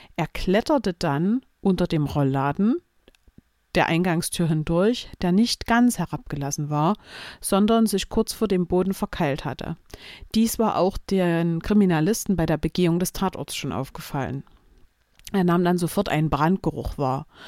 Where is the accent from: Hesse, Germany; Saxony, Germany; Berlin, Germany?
Saxony, Germany; Chemnitz; meiner Heimatstadt Chemnitz